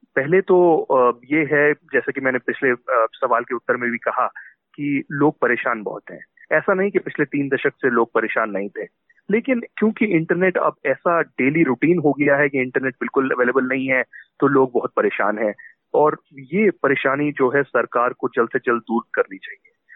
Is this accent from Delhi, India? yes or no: no; Jammu and Kashmir, India; खुद एक कश्मीरी हूँ मूलतः कश्मीर से हूँ